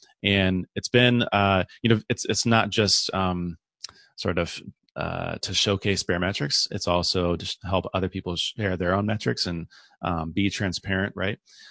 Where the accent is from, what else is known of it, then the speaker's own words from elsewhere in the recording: San Diego, California, United States; born and raised in San Diego